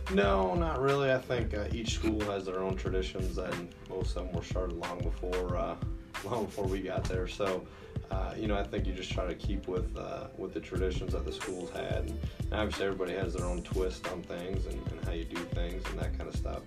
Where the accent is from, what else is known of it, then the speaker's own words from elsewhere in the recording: Oconto, Wisconsin, United States; also born or lived in Indiana; now in Kenosha, United States; I'm from Wisconsin originally. I uh, graduated high school uh, from Oconto, uh, which is just north of Green Bay